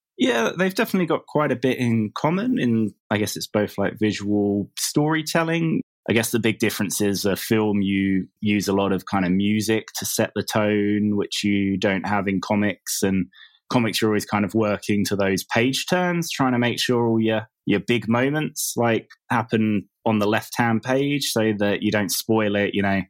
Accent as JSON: {"language": "English", "region": "England", "country": "United Kingdom", "also_born_or_lived": "south of Spain", "moved": "as an adult", "lives_now": "Spain", "said": "I live in the south of Spain. Um, I'm English, but I moved here, like, four or five years ago."}